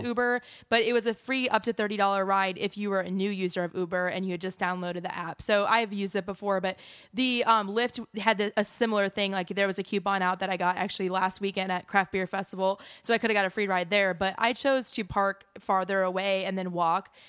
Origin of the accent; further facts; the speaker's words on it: Wisconsin, United States; moved away; I'm from Wisconsin, so bag is B A G